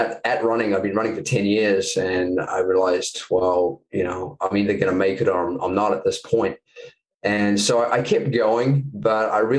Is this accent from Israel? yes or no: no; New Zealand; moved away as an adult; I'm from New Zealand